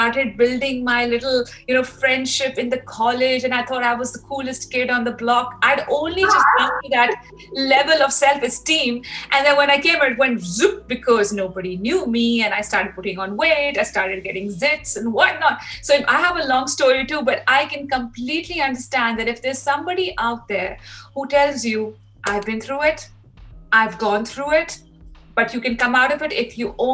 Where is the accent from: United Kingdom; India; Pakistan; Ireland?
Pakistan; moved away as an adult; now in Australia; the way I grew up in Pakistan.